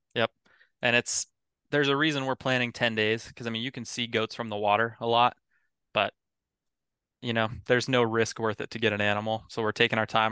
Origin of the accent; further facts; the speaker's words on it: Eagle River, Alaska, United States; moved away as an adult; also born or lived in Bozeman, Montana; now in Bremerton, United States; I grew up in Eagle River. It's, uh, about twenty, thirty minutes out of Anchorage area